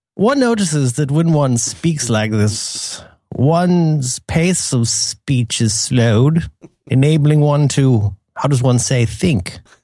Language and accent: English; Florida, United States; growing up in Florida.